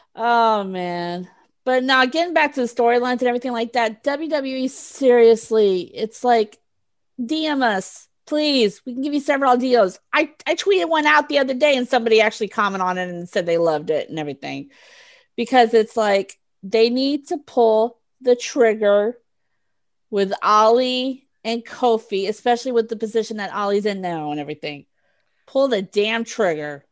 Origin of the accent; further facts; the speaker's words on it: Texas, United States; I'm from Texas